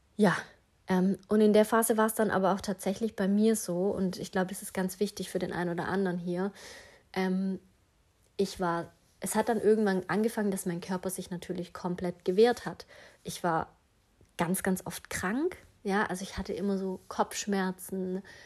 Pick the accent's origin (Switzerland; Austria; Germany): Germany; Stuttgart area, Baden-Württemberg; Ich komme ja aus dem Umkreis Stuttgart.